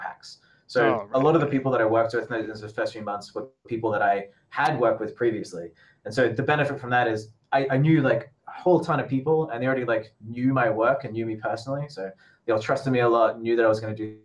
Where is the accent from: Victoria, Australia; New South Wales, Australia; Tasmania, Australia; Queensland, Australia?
Queensland, Australia; Brisbane; moved away as an adult; now in Shenzhen, China; going back to Brisbane and just sort out what I was doing back in sort of my hometown